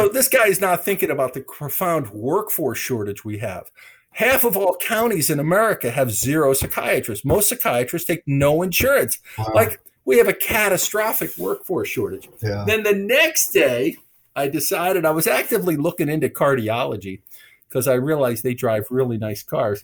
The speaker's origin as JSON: {"language": "English", "region": "Michigan", "country": "United States", "said": "I'm from Michigan"}